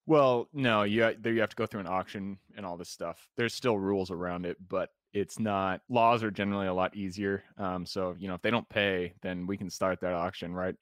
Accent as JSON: {"language": "English", "town": "Enumclaw", "region": "Washington", "country": "United States", "tie": "born or raised there", "also_born_or_lived": "Renton / Seattle", "said": "I was born in Renton, I grew up in Enumclaw"}